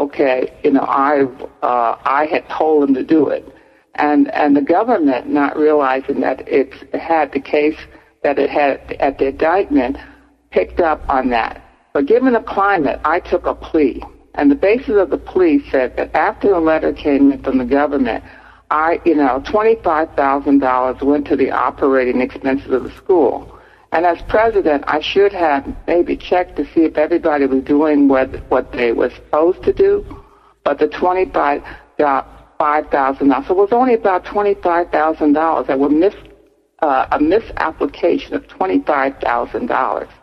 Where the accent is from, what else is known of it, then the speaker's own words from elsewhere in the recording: Newark, New Jersey, United States; I was born I was raised in Newark, New Jersey's housing projects